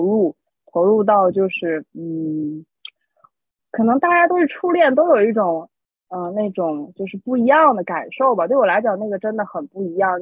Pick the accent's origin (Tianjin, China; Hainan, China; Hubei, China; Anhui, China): Tianjin, China; a small town in; moved away; also born or lived in Beijing; 我家是天津的一个很小的镇子